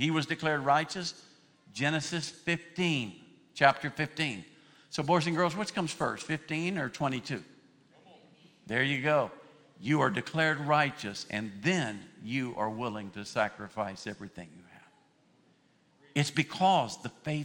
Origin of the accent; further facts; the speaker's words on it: United States; I was born in the United States.